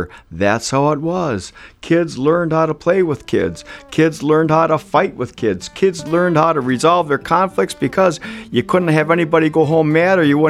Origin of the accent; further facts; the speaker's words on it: Wisconsin Rapids, Wisconsin, United States; I grew up in Wisconsin Rapids, Wisconsin, at 1440 Woodbine Street